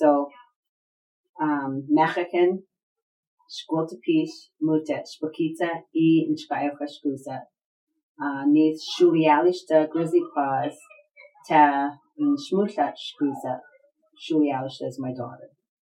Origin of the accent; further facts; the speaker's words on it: Lillooet, British Columbia, Canada; now in Tlutumluch Dishkwatmuk territory; And then I'm from Luluit, but yet I'm not living there. So I'm physically living in the Tlutumluch Dishkwatmuk territory.